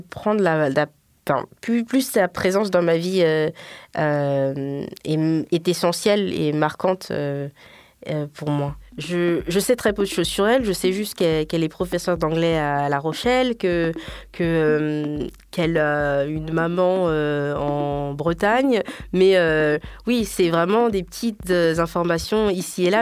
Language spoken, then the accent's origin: French; Guinea; moved away; also born or lived in Paris, France; je suis guinéenne